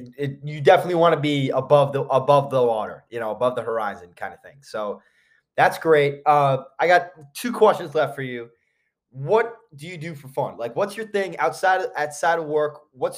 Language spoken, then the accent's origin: English; New York, United States; I'm from New York. I follow the Knicks. My entire family's from Maryland.